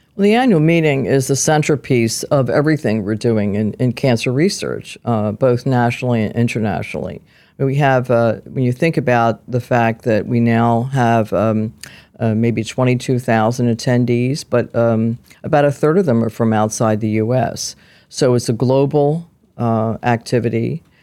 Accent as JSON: {"language": "English", "town": "Philadelphia", "region": "Pennsylvania", "country": "United States", "tie": "born or raised there", "said": "I was, uh, born and raised in South Philadelphia, where a lot of little Italian girls grew up"}